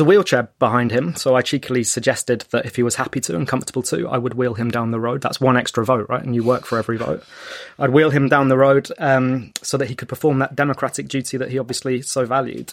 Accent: London, United Kingdom; in the area that I grew up in North London

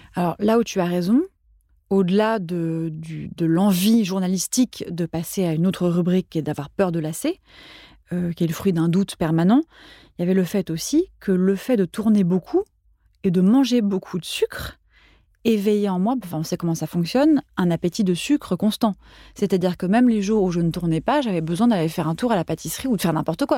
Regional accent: Paris, Île-de-France, France; also born or lived in Switzerland; J'ai grandi mes premières années en Suisse, jusqu'à l'âge de 6 ans. Puis, euh, mon, enfin, mon père bossait en Suisse. Puis, on est venu vivre à Paris. Et j'ai grandi à Paris

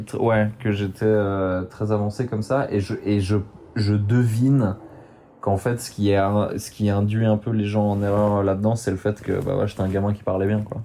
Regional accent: Switzerland; mon papa est parisien, ma maman est barcelonaise, et ils m'ont pondu euh, en Suisse

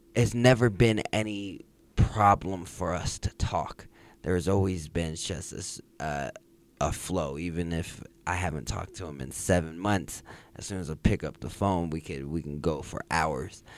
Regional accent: Jacksonville, Florida, United States; now in Denver, United States; I was born here. I grew up in Jacksonville, Florida.

